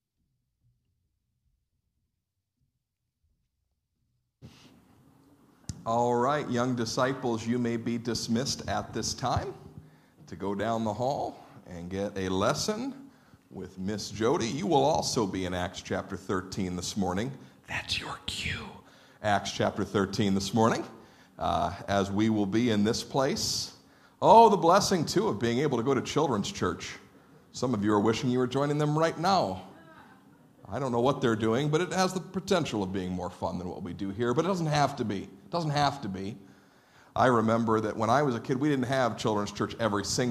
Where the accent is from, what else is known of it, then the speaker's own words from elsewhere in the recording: United States; American Christians